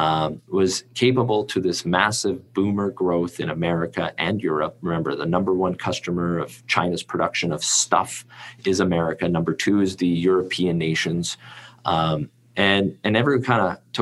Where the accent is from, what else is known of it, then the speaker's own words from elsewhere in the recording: Canada; I'm Canadian